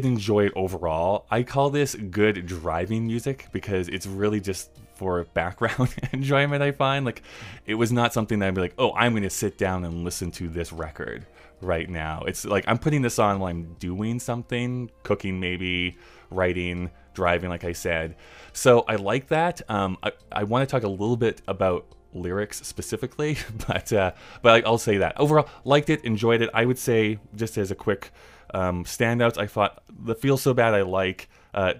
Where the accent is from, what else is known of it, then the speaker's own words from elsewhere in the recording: Canada; I'm from Canada, which is perfectly true